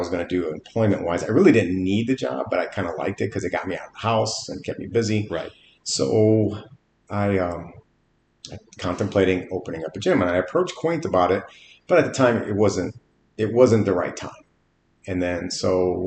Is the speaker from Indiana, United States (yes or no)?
yes; East Chicago, Indiana, United States; moved away as an adult; also born or lived in Merrillville, Indiana / Hobart, Indiana; now in Forney, United States; I was born and raised in East Chicago. I lived there until like my early to mid-20s.